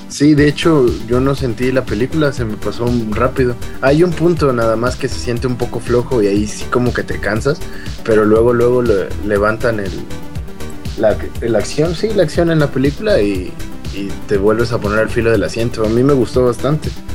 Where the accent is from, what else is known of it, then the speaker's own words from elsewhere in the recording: Acapulco, Guerrero, Mexico; yo soy de Acapulco